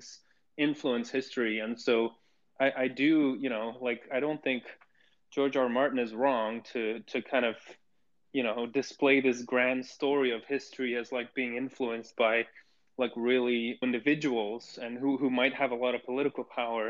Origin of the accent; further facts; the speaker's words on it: Bruges, Flanders, Belgium; I grew up in Bruges and, like, you know, in Belgium